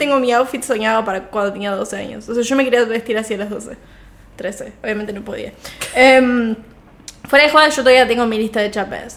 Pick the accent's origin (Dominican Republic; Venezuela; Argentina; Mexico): Argentina; Viedma, Río Negro; moved away; Viedma es el pueblo de donde soy